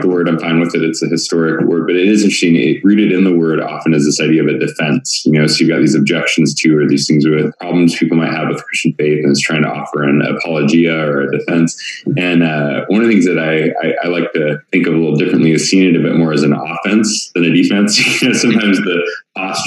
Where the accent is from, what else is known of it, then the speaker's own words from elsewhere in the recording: Oregon, United States; moved away as an adult; also born or lived in Portland, Oregon; now in Tempe, United States; born and raised in the Northwest up in Oregon.